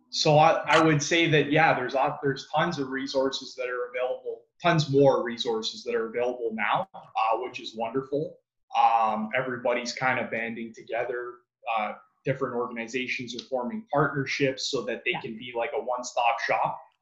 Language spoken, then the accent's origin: English; Mississauga, Ontario, Canada; also born or lived in Toronto; I grew up in Mississauga. Um, that's where I was born and raised.